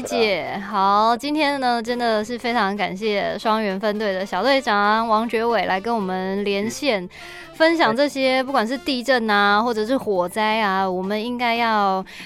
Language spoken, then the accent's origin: Chinese; Taiwan; 我们身为台湾人啊，真的是是啊。根本就是从小跟地震共处的